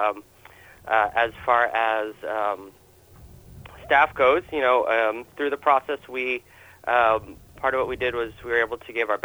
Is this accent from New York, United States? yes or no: yes; New York, United States; moved away as an adult; now in Portland, United States; Growing up in New York